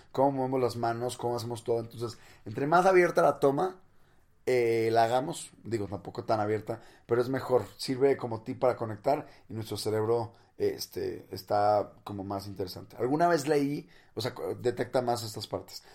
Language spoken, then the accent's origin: Spanish; Monterrey, Nuevo León, Mexico; no soy chilango, soy de Monterrey, del norte de México